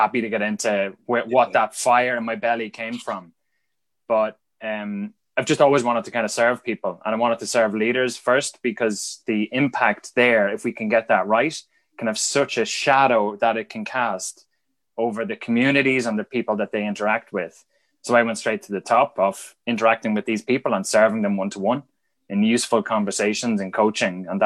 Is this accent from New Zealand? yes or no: no; Dundalk, Leinster, Ireland; is on the train between Dublin and Belfast, I'm Dundalk or somewhere like that.